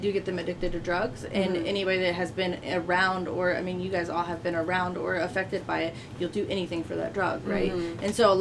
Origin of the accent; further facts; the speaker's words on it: Columbus, Ohio, United States; I'm from Columbus, Parsons Avenue